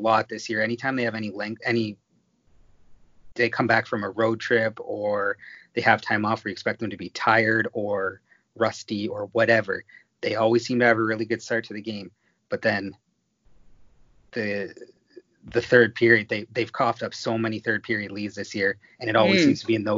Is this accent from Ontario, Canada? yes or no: yes; Toronto, Ontario, Canada; I'm from Toronto. I grew up around the OHL.